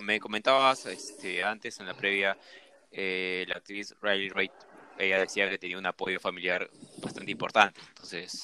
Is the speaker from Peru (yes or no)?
yes; Peru; como sudaca, como peruano